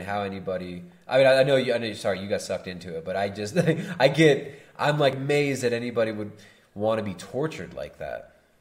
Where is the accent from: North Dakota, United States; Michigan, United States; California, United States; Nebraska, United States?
California, United States; Southern; now in Ecuador; I grew up in Southern California